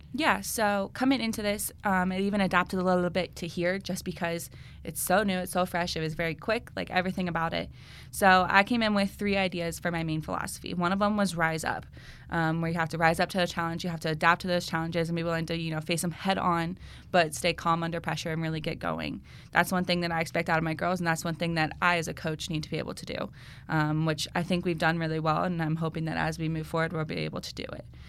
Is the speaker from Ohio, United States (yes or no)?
yes; Marysville, Ohio, United States; I'm from Marysville, Ohio, originally. That's where I went to high school and played there.